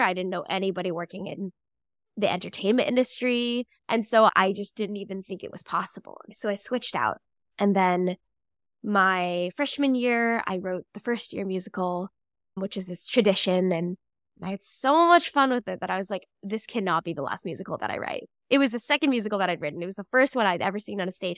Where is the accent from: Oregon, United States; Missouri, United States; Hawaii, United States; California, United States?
Missouri, United States; St. Louis; now in New York, United States; I grew up in Saint Louis, Missouri.